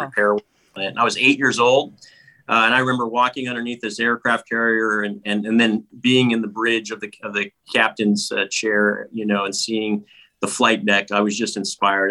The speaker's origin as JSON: {"language": "English", "town": "Los Angeles", "region": "California", "country": "United States", "tie": "born or raised there", "said": "when I lived in the San Fernando Valley, I lived in an apartment complex with my mom"}